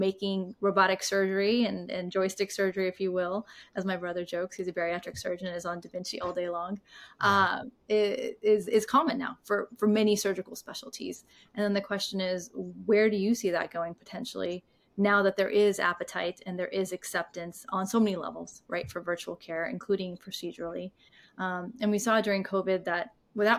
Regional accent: India; I'm from India

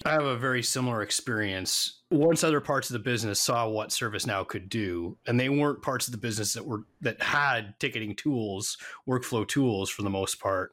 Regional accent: Canada; moved away as an adult; now in United States; I'm Canadian

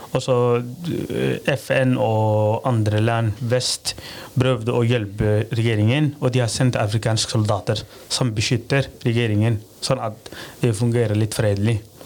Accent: Somalia; first language Somali; Norwegian is a second language; moved away as an adult; also born or lived in Rognan, Norway; now in Kragerø, Norway; jeg kommer fra Somalia

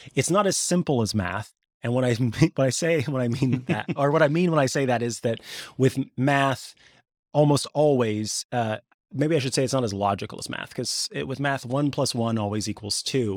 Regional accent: Missouri, United States; I grew up in Missouri

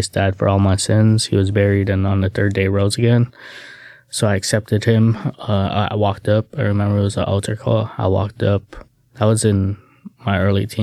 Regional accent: Hawaii, United States; moved away as an adult; now in Salem, United States; I was born and raised in Hawaii

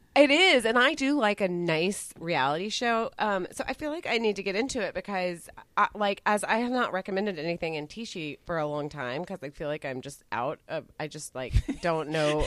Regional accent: Texas, United States; I grew up in Texas

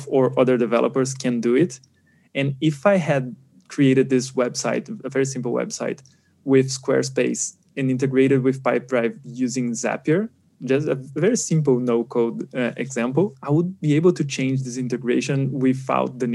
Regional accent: Brazil; I'm from Brazil

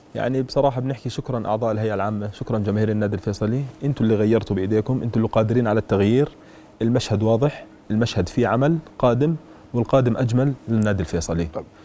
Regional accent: Jordan; إحنا كوقفة أردنيين

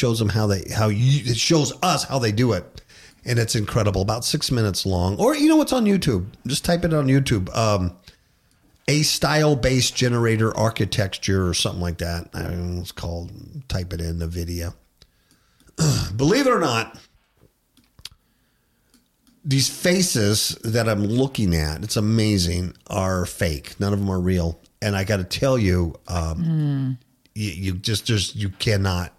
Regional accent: California, United States; moved away; I'm from California

